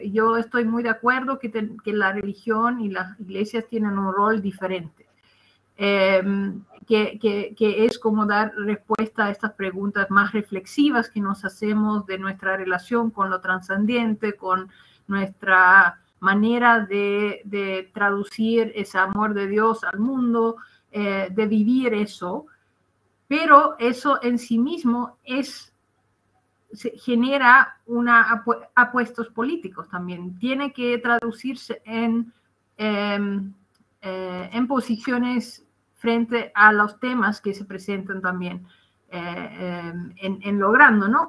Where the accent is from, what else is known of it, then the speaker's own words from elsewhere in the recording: Netherlands; Spanish is a second language; moved away as an adult; now in Chile; soy eh, holandesa de origen